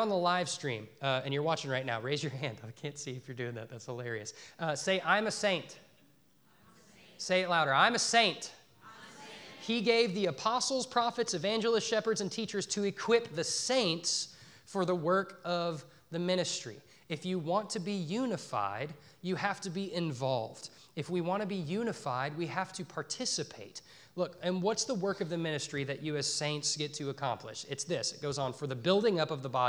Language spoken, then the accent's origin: English; Dallas, Texas, United States; moved away as an adult; also born or lived in Northern Colorado; now in Poplar Bluff, United States; I grew up in the Dallas-Fort Worth Metroplex, and then I moved to Northern Colorado to an enormous college town